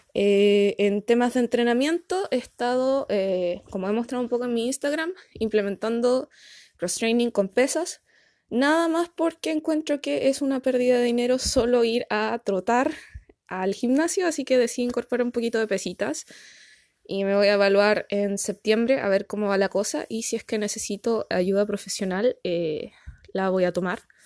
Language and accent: Spanish; Punta Arenas, Magallanes and Chilean Antarctica, Chile; now in Concepción, Chile; me postulé a Punta Arenas, que es de donde soy originalmente